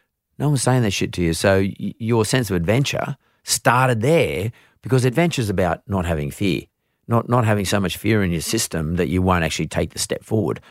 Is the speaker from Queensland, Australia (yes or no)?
no; Vaucluse, New South Wales, Australia; But like growing up in Vaucluse, you know, 30 years ago, it's not like growing up in Vaucluse today.